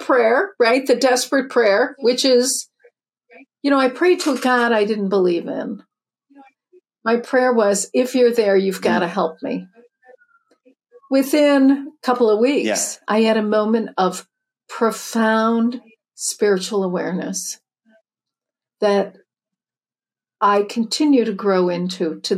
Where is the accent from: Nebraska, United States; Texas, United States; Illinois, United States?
Illinois, United States; Chicago; I grew up in the Midwest, Chicago, second of eight